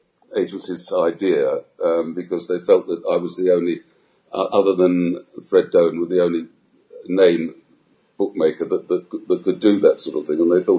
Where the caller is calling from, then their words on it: Gibraltar; Yes, I'm speaking from Gibraltar.